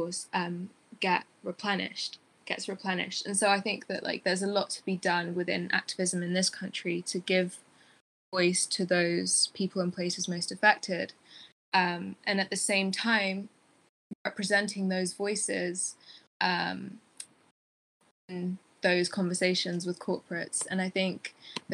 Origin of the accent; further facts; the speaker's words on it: Tigray, Ethiopia; now in United Kingdom; I'm from Ethiopia, in Tigray in Ethiopia